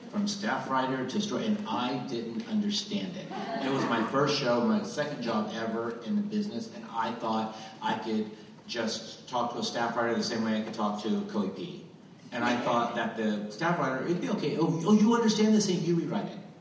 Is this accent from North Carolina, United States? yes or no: yes; Goose Creek, North Carolina, United States; I'm from Goose Creek, North Carolina